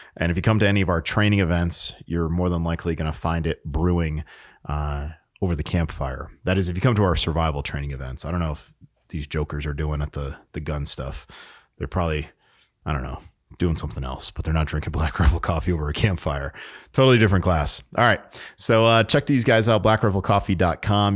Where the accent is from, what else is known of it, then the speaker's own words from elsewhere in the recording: New England, United States; moved away; I was born in New England, and I spent a lot of time up in New Hampshire